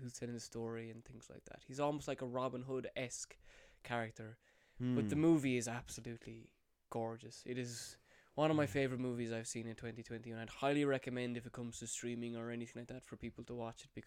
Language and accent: English; Ireland; we Irish